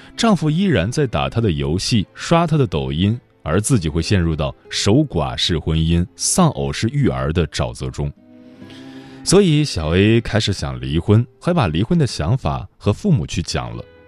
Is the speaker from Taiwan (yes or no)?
no; China; 我们中国人